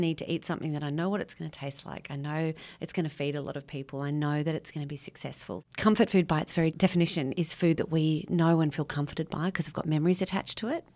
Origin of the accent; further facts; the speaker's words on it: Sydney, New South Wales, Australia; moved away as an adult; now in west of Orange, Australia; I grew up in Sydney